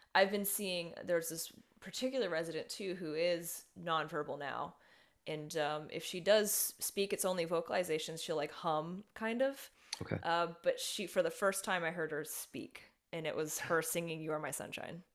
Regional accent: Las Vegas, Nevada, United States; moved away as an adult; now in Florida, United States; I was working in Las Vegas, that's my hometown

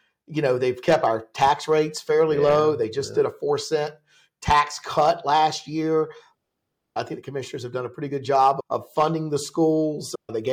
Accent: Laurinburg, North Carolina, United States; now in Johnston County, United States; I'm from a small town. I'm from Laurinburg, North Carolina

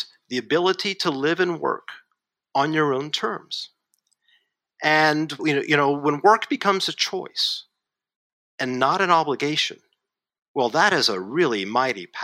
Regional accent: Kentucky, United States; moved away as an adult; also born or lived in Asia; I'm a kid from Kentucky

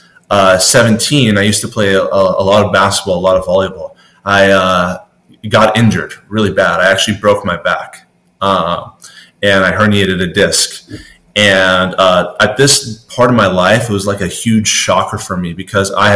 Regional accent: Southern California, United States; I'm from SoCal

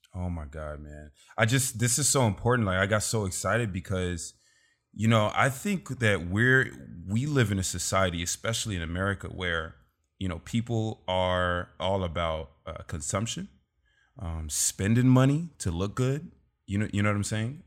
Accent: Los Angeles, California, United States; I grew up in South Central L A.

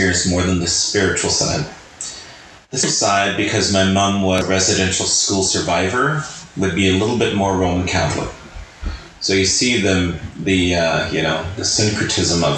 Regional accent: Regina, Saskatchewan, Canada; I'm from Regina, Saskatchewan.

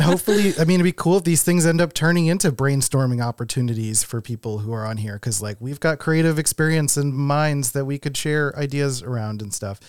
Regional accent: Philadelphia, Pennsylvania, United States; also born or lived in West Coast; now in Rochester, United States; I'm from Philadelphia, and then I lived on the West Coast for seven years

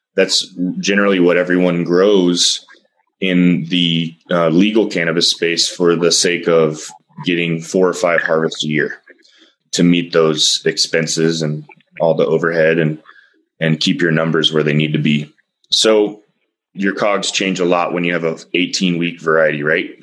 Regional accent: Austin, Texas, United States; I'm from Texas and I, don't get me wrong, I'm from the most liberal part of Texas, Austin

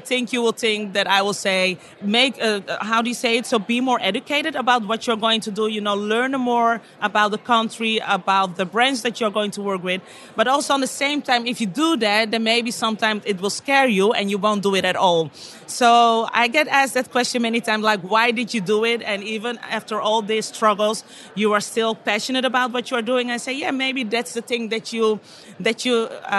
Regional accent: Amsterdam, North Holland, Netherlands; accent: Dutch; English is a second language; moved away as an adult; also born or lived in Bergen, Netherlands; now in Dominican Republic; I was born in Amsterdam, but we live in Bergen, and that's like a small city near to the cheese city, what's called Alkmaar

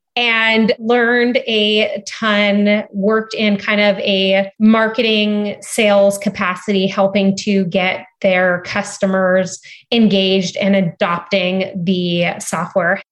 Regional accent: Cardiff by the Sea, California, United States; moved away as an adult; also born or lived in San Diego / Stanford; I was born and raised in San Diego. I grew up in a beautiful town called Cardiff by the Sea.

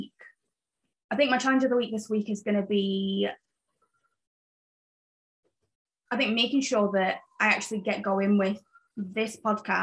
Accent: Sheffield, Yorkshire and the Humber, United Kingdom; moved away as an adult; also born or lived in Zambia; now in Belfast, United Kingdom; I was born in Zambia, moved to England in Sheffield when I was 7, grew up in England, and then moved to Ireland when I was, I think, 22 or 21

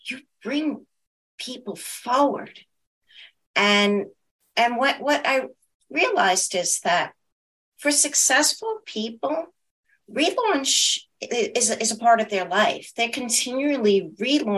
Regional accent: New York, United States; I am a New Yorker

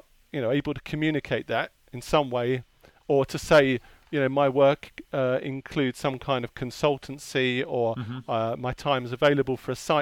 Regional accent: Hertfordshire, East of England, United Kingdom; also born or lived in Enfield, London; I was born in North London, in Enfield. I grew up in Hertfordshire.

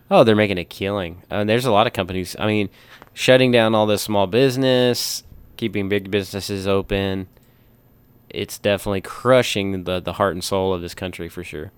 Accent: United States; we're freaking proud to be American

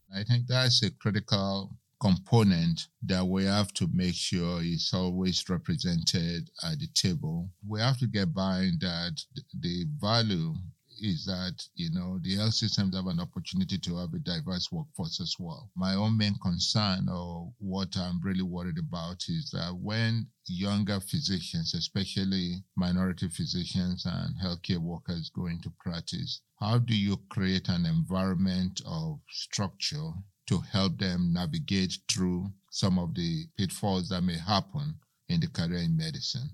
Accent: Lagos, Nigeria; also born or lived in Macon; now in United States; I grew up in Lagos, Nigeria

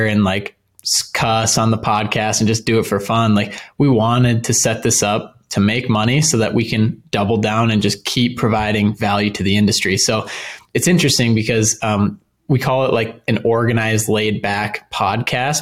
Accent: Northern Minnesota, United States; Born and raised in Northern Minnesota

